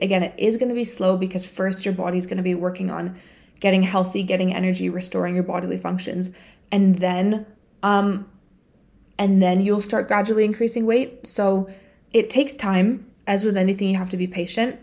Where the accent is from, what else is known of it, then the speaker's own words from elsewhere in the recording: Bulgaria; moved away; I went back home to my home country. So, I went to Bulgaria